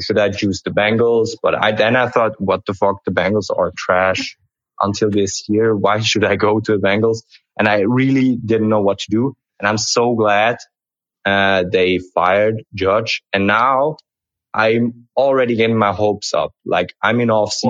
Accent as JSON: {"language": "English", "country": "Switzerland", "said": "I'm the guy from Switzerland"}